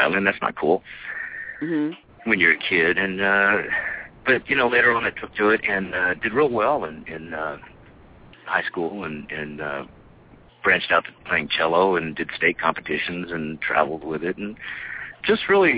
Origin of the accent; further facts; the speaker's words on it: El Paso, Texas, United States; also born or lived in New Mexico; I was born in El Paso. Grew up, in the running around the deserts of New Mexico and West Texas